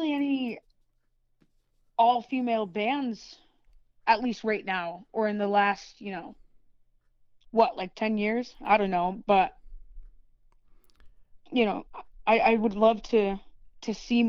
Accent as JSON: {"language": "English", "region": "New York", "country": "United States", "said": "I'm from New York"}